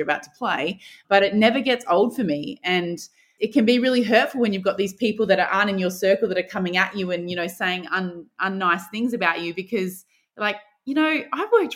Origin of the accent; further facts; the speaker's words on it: Adelaide, South Australia, Australia; I grew up in Adelaide